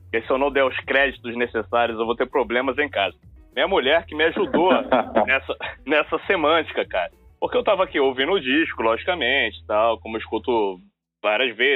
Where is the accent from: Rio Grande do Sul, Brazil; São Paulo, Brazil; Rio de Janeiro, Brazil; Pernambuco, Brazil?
Rio de Janeiro, Brazil; Eu sou carioca